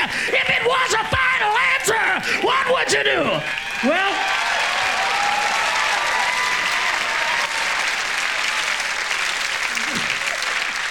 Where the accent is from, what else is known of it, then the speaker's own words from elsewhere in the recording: Midwest, United States; now in Los Angeles, United States; I'm from the Midwest, from that Bible. I'm from one of the notches in the Bible Belt